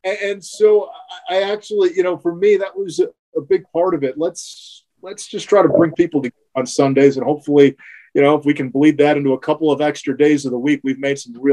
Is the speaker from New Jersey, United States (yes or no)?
yes; New Jersey, United States; You know, Tastykakes is a thing, and I'm a North Jersey guy, but we had a lot of Tastykakes uh, when I grew up in New Jersey, so that reminds me of home.